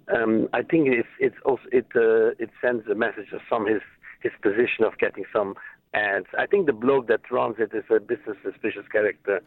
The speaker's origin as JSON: {"language": "English", "town": "New York City", "region": "New York", "country": "United States", "tie": "born or raised there", "moved": "yes", "lives_now": "United Kingdom", "said": "my hometown. I was born in Brooklyn"}